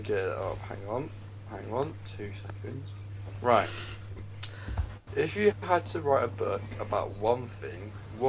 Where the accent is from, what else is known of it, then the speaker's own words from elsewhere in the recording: London, United Kingdom; moved away; growing up in London